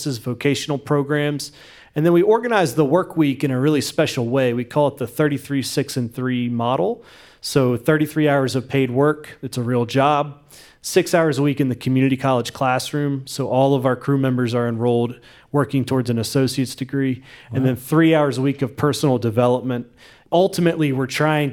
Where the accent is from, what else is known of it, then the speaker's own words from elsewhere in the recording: West Virginia, United States; growing up in West Virginia